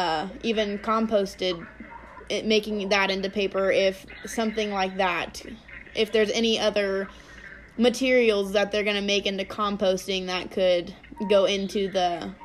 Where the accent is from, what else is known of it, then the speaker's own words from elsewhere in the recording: Tulare, California, United States; I'm also from Tulare, California